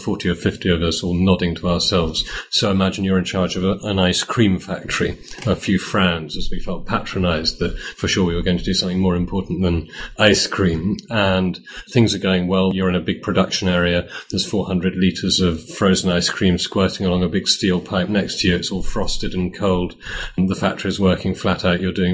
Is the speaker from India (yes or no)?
no; United Kingdom; moved away as an adult; also born or lived in Cambridge; now in Poland; I'm British and went to Cambridge between 1985 and 1988, reading economics. In 1991, I moved to Poland